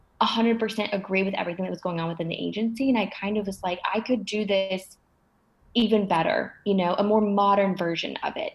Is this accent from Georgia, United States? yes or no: yes; Atlanta, Georgia, United States; moved away as an adult; also born or lived in Montreal, Canada; now in New York, United States; I moved from Montreal to Atlanta when I was 7 years old